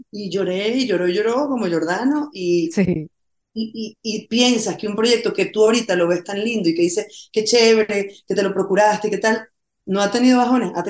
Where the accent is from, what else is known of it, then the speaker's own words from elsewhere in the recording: Venezuela; estrenemos esto el día de mi cumpleaños número 50 en Venezuela, por Cristo, pasar mi cumpleaños en mi país